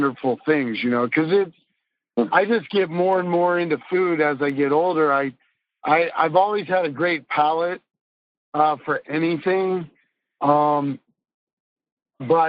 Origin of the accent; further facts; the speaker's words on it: Des Moines, Iowa, United States; I was born and raised in Des Moines, Iowa